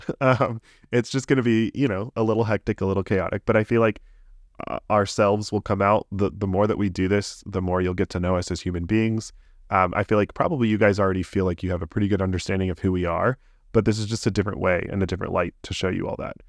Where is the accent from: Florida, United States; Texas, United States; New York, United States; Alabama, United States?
Florida, United States; Tampa; moved away as an adult; now in Orlando, United States; I grew up in the Tampa area